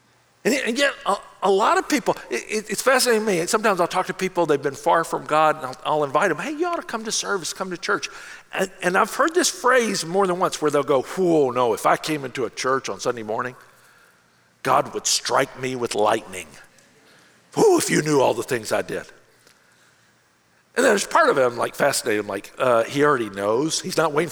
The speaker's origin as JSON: {"language": "English", "town": "Memphis", "region": "Tennessee", "country": "United States", "tie": "born or raised there", "said": "my hometown in Memphis"}